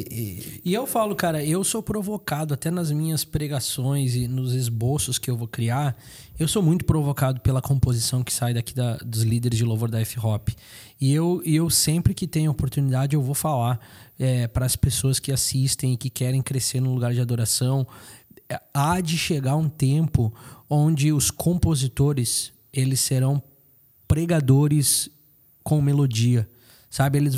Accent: South Region, Brazil; de alguém que vem do Nordeste, eu que sou aqui do Sul

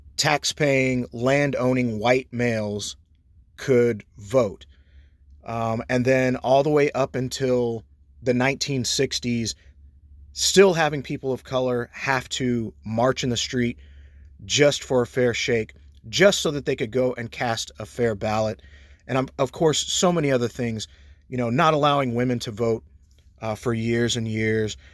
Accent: Texas, United States; as an American citizen, as a Texan

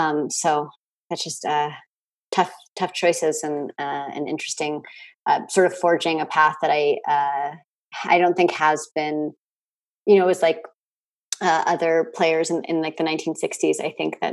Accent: Bay Area, California, United States; since I grew up in the Bay Area

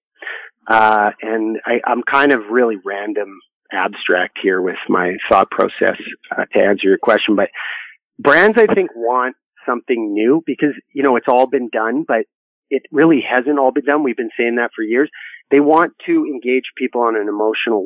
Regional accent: Canada; I'm from Canada

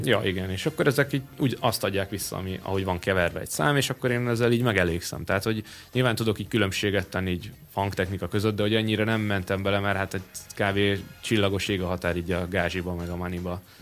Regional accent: Paks, Tolna, Hungary; Én Pakson nőttem fel.

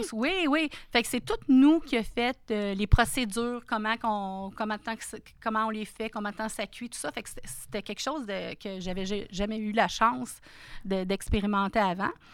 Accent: Sainte-Thérèse, Quebec, Canada; moved away as an adult; also born or lived in Toronto / Russia; now in Abitibi, Canada; je suis née à Sainte-Thérèse, à côté de juste entre Laval et Blainville. Donc euh, c'est là que je suis venue au monde. J'ai vécu toute ma vie

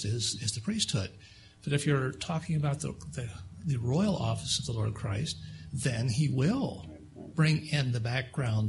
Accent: Grand Forks, North Dakota, United States; I'm from North Dakota

